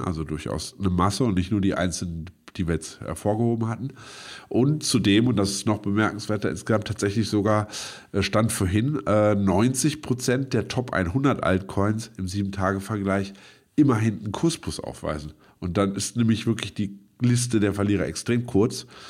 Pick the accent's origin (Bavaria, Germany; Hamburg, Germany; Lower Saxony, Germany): Lower Saxony, Germany; Braunschweig; moved away as an adult; now in Berlin, Germany; meine Geburtsstadt Braunschweig